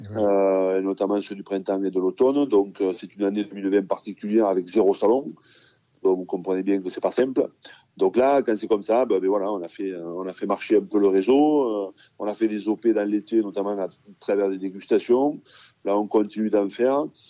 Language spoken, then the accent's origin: French; Pépieux, Occitania, France; j'ai passé mon enfance à Pépieux, qui est un petit village dont à côté de la Livinière